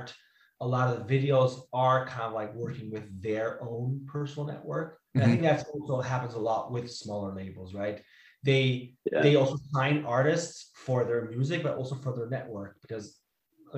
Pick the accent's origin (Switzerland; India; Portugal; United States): Switzerland; first language Italian; English is a second language; moved away; my mother tongue is actually Italian. We're Swiss Italian, Swiss from the Italian side